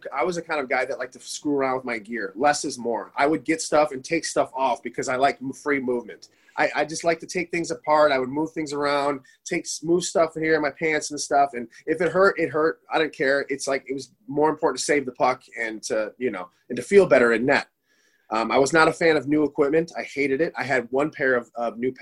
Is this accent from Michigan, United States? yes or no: yes; Michigan, United States; I grew up in Michigan